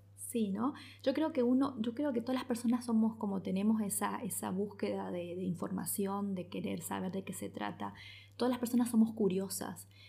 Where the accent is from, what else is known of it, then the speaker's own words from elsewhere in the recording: El Dorado, Misiones, Argentina; also born or lived in Posadas; yo soy del Dorado